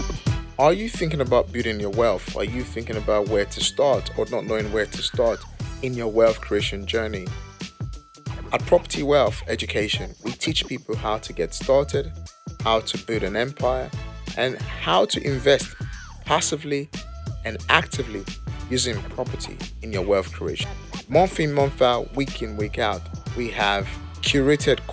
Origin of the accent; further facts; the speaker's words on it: Edo, Nigeria; moved away; We are from Nigeria, both of us from the same state way back home in Nigeria, Edo State to be very precise.